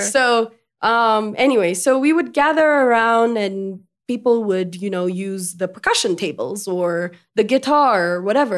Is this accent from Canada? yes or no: no; Ethiopia; first language French; English is a second language; Amharic, of course, because I was born and raised in Ethiopia. Um, my, my first tongue was French, though